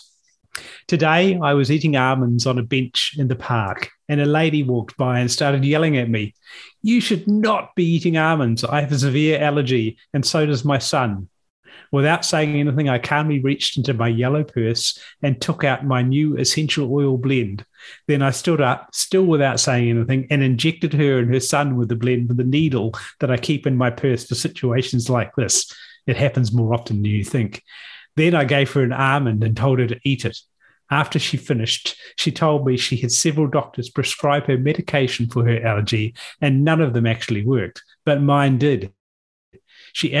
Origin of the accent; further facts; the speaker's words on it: New Zealand; the born and bred Kiwi on the podcast